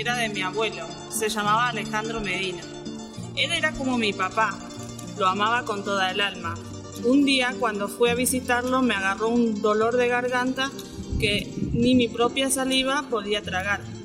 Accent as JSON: {"language": "Spanish", "country": "Paraguay", "moved": "yes", "lives_now": "General San Martín, Argentina", "said": "yo soy de Paraguay, eh, vivo acá en Argentina, vivo en el barrio Lanzón de General San Martín"}